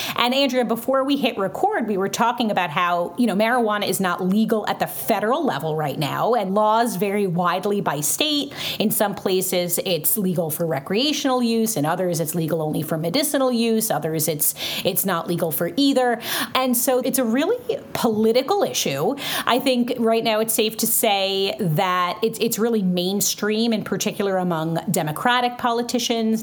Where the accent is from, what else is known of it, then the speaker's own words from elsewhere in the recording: New York City, New York, United States; also born or lived in Florida; now in Western Massachusetts, United States; I'm from Brooklyn, but I lived in Florida for six years and now I live in Western Massachusetts.